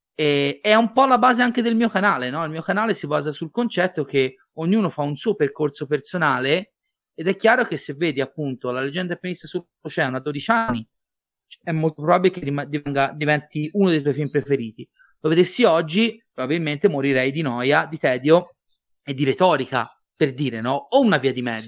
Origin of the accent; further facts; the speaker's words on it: Livorno, Tuscany, Italy; sono livornese